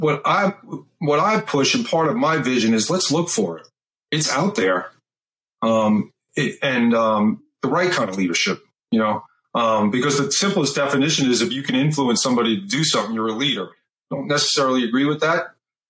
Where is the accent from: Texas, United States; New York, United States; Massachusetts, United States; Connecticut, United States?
New York, United States; Eastern Long Island; I grew up on Eastern Long Island.